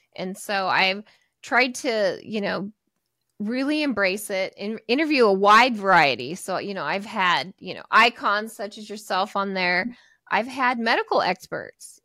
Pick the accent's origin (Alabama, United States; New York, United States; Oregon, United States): Oregon, United States; Portland; I'm in Portland, Oregon, so I grew up here in the Pacific Northwest.